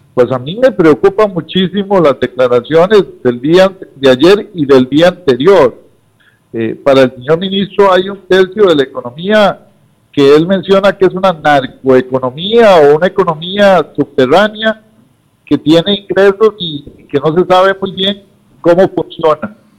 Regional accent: Costa Rica; somos los costarricenses de clase media y los trabajadores

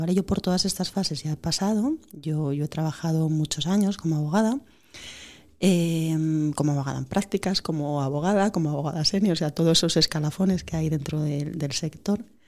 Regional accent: Oviedo, Asturias, Spain; Yo soy de Oviedo

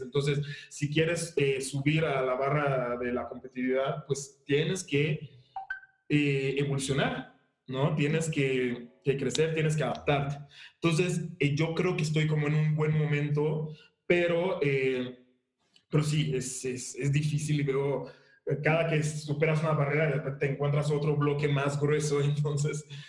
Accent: Mexico; born or raised there; also born or lived in Haiti

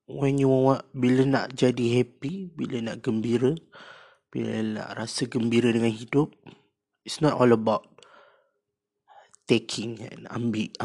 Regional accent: Malaysia; Cakap uh, kami orang Malaysia.

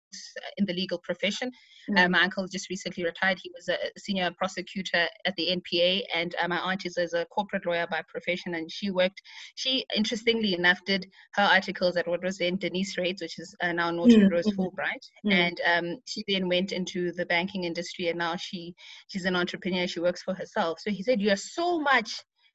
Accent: Pretoria, Gauteng, South Africa; also born or lived in Thulamahashe, Bushbuckridge, Mpumalanga / White River, Mpumalanga; So the formative years of my life was spent growing up in Pretoria, where I was raised by my father.

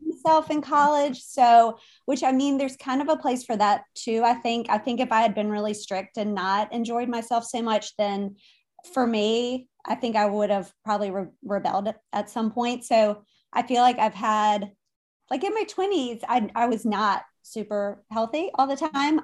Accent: Richmond, Virginia, United States; now in Wilmington, United States; my background is that I am from Richmond originally. I live now in Wilmington, North Carolina

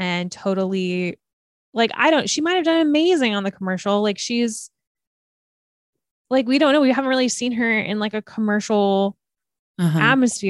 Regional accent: United States; I'm in from America

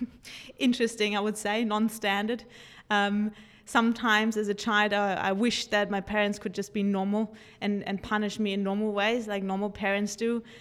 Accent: Germany; moved away; growing up in Germany with two psychotherapists' parents

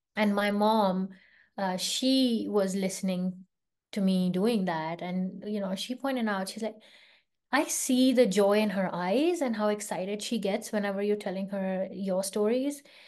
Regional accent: India; moved away as an adult; also born or lived in London, United Kingdom / California, United States; now in Bay Area, California, United States; I grew up in India

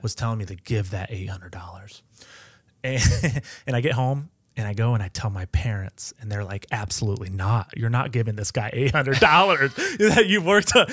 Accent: Edgerton, Ohio, United States; I grew up in Edgerton

